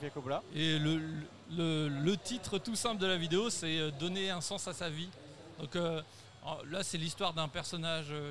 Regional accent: Montbazon, Centre-Val de Loire, France; je suis de Montbazon.

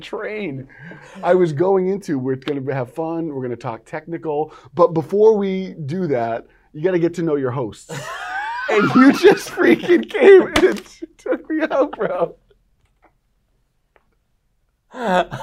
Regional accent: Burlington, Massachusetts, United States; we're both originally from Burlington, Massachusetts

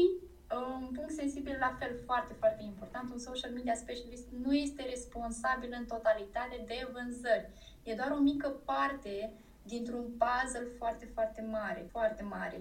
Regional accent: Iași, Iași County, Romania; sunt din Iași, născută în Iași, locuiesc în Iași

